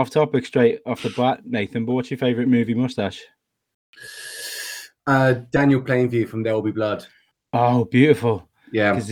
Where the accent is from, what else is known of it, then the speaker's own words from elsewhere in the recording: Luton, East of England, United Kingdom; now in London, United Kingdom; I was born in Luton.